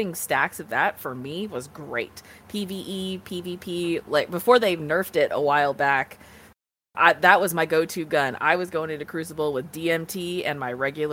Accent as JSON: {"language": "English", "region": "Southwest", "country": "United States", "tie": "born or raised there", "said": "I have grown up in the Southwest"}